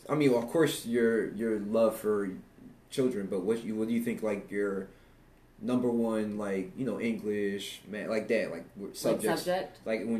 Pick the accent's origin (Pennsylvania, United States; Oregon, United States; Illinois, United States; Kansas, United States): Pennsylvania, United States; East Coast; now in Texas, United States; because I'm from the East Coast